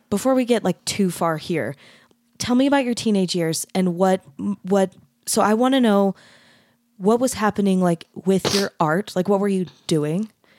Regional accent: Mesa, Arizona, United States; I grew up in Mesa, Arizona, which is not as Utah as Bountiful, but it's still kind of Utah.

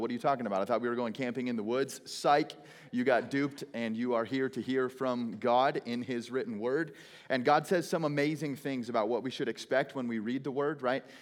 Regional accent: Phoenix, Arizona, United States; I hail from Phoenix, Arizona.

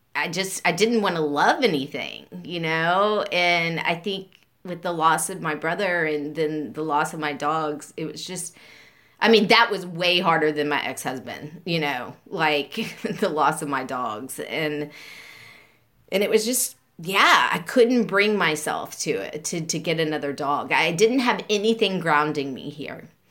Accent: Beaumont, Texas, United States; I grew up and um, I was born in 1975 in Beaumont

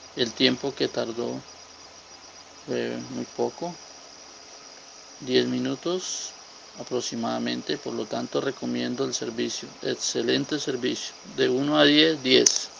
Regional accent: Colombia; soy de Colombia.

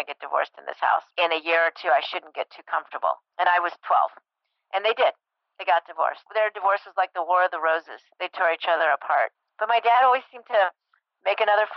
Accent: Breckenridge, Colorado, United States; I grew up in Breckenridge, Colorado

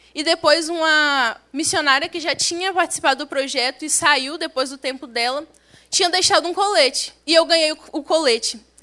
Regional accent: Águia Branca, Espírito Santo, Brazil; moved away as an adult; also born or lived in Amazonas; sou do interior do estado do Espírito Santo, da cidade de Águia Branca. Eu costumo dizer que eu praticamente nasci dentro de uma peneira de café

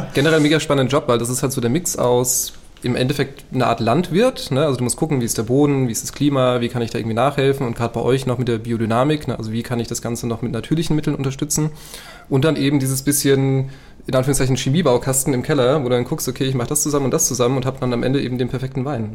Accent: Rheingau, Hesse, Germany; Bei mir in der Heimat

